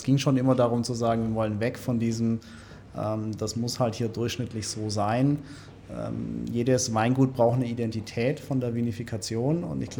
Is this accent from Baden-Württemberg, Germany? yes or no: yes; Stuttgart, Baden-Württemberg, Germany; also ich bin für mich jetzt echt sehr äh, wohl in Stuttgart und das ist meine Heimat